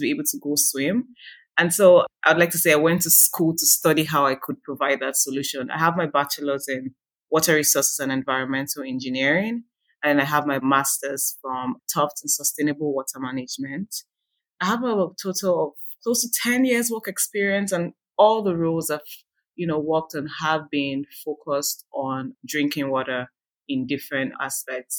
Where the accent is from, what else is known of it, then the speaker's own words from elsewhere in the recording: Nigeria; now in California, United States; I am originally from Nigeria